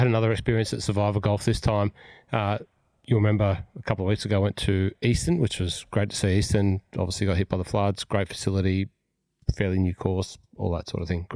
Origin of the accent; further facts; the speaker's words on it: Cessnock, New South Wales, Australia; now in Victoria, Australia; I was at home watching the TPS at Hunter Valley in Cessnock, my hometown